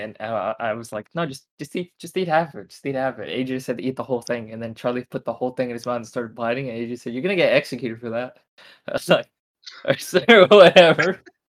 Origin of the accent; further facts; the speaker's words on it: Japan; You know, you know, I'm Japanese.